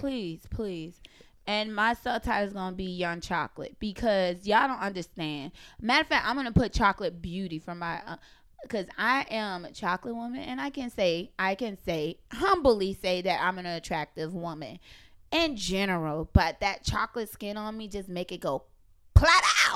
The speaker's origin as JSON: {"language": "English", "area": "the South", "region": "Southern United States", "country": "United States", "said": "I'm a Southern belle"}